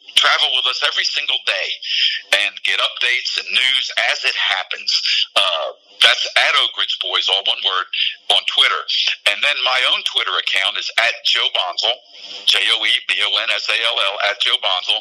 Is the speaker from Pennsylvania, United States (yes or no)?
yes; Philadelphia, Pennsylvania, United States; moved away; I see myself growing up in Philadelphia.